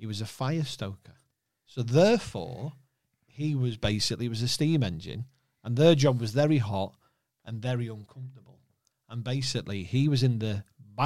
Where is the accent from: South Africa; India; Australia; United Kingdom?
United Kingdom; Warrington, North West England; also born or lived in Liverpool (family) / Chester; I'm from Warrington. But all my mum and dad's family are from Liverpool.